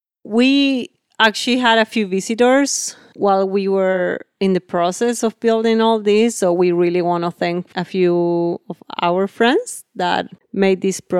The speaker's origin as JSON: {"language": "English", "region": "Maine", "country": "United States", "said": "I'm like, oh, we come from Maine."}